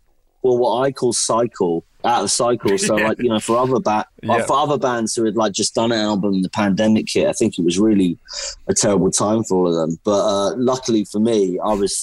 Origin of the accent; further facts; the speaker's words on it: London, United Kingdom; I'm a singer-songwriter from London, England